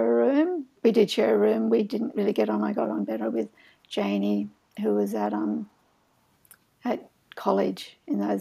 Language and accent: English; Australia; also born or lived in Boston suburb; I was from Australia